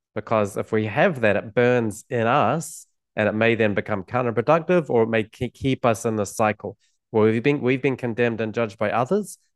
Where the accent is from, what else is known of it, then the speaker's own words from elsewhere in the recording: New Zealand; growing up in New Zealand